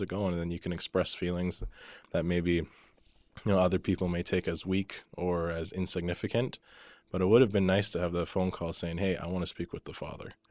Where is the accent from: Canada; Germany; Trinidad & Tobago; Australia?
Canada; Calgary, Alberta; moved away as an adult; now in Lethbridge, Canada; I grew up in Calgary. most of my life